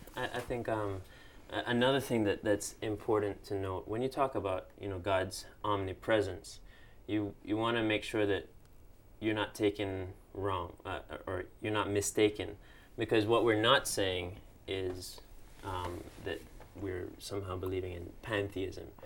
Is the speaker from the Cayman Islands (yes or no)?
yes; Cayman Islands; moved away; I'm from the Cayman Islands, also in the Caribbean